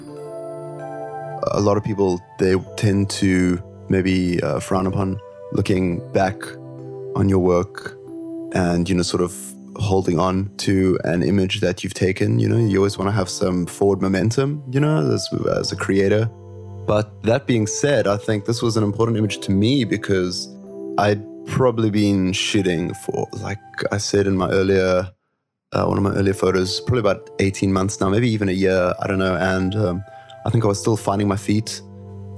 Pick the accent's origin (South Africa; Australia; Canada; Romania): South Africa; Cape Town, Western Cape; now in Hong Kong; I'm a street photographer based in Hong Kong, and I'm originally from Cape Town, South Africa.